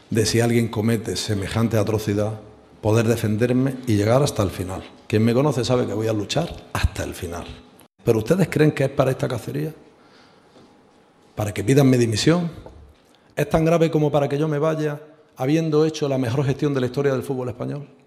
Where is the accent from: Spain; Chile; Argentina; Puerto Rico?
Spain